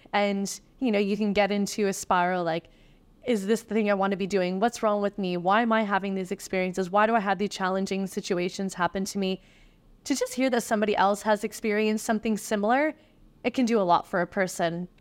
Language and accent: English; East Coast of Canada, Canada; moved away; I'm from the East Coast of Canada, and I remember all that happening while I was in high school.